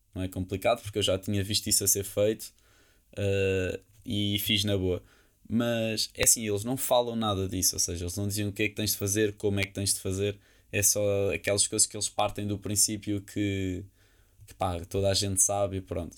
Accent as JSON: {"language": "Portuguese", "region": "Lisbon", "country": "Portugal", "said": "disse-lhe que era de Portugal, de Lisboa"}